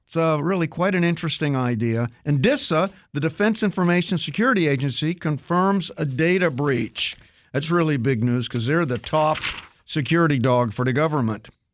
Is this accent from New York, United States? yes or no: no; Kansas, United States; I grew up in Kansas